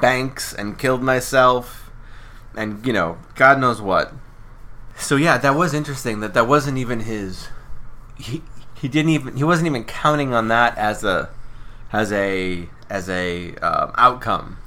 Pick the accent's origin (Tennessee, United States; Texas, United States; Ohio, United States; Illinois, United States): Ohio, United States; I'm from Ohio